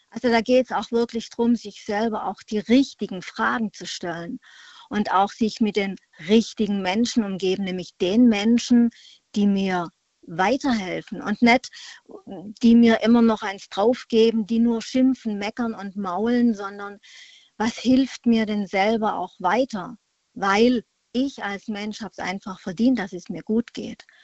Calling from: Freiburg, Baden-Württemberg, Germany; Ich komme aus der Freiburger Ecke.

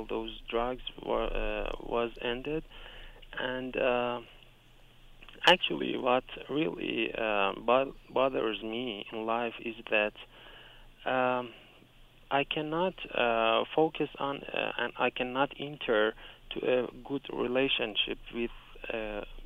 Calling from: Iran; I'm calling from Iran.

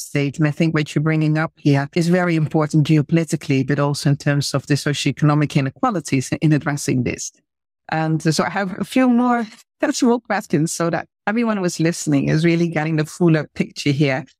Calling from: Mauritius; I'm calling from the Republic of Mauritius

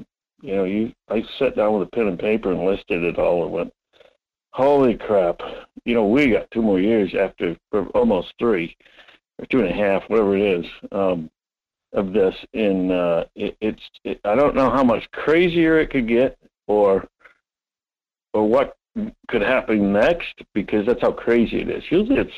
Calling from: Homer, Alaska, United States; Hey, Mike, … from Homer.

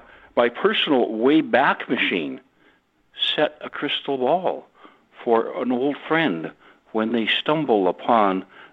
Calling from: Gabriola Island, British Columbia, Canada; I'm calling from Gabriel Island, British Columbia, just north of the San Juan Islands.

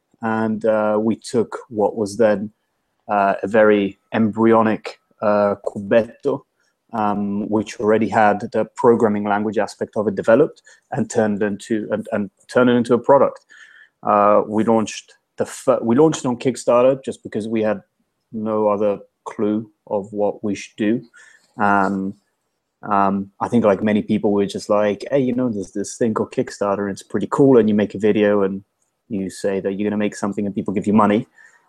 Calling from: London, United Kingdom; I'm calling you from London, from my house, my kitchen.

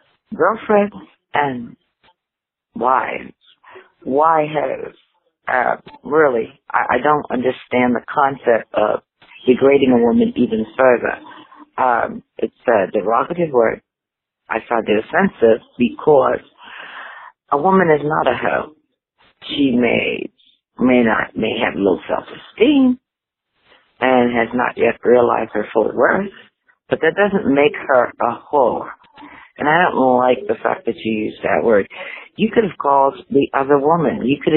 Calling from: Philadelphia, Pennsylvania, United States; I'm calling from Philadelphia.

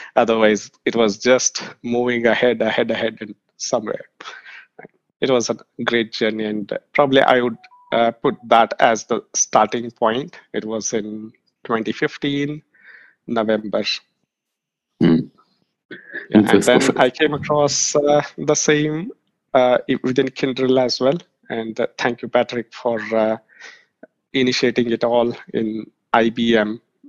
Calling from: Bangalore, Karnataka, India; from Bangalore, India.

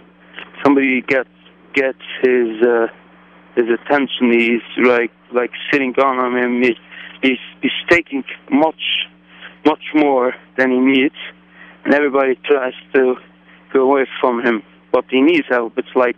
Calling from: New York, United States; From New York.

